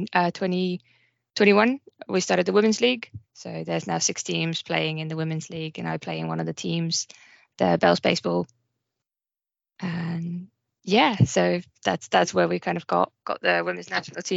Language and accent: English; Lohja, Uusimaa, Finland; moved away as an adult; also born or lived in Norwich, United Kingdom / Surrey, United Kingdom; now in United Kingdom; So I was born in Finland, lived in Lohja most of my life, and I came to the UK originally